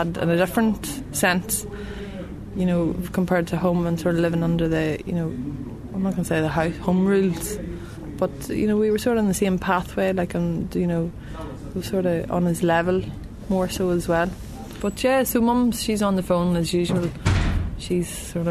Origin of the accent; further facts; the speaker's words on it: County Tyrone, Northern Ireland, United Kingdom; moved away; I'm originally from County Tyrone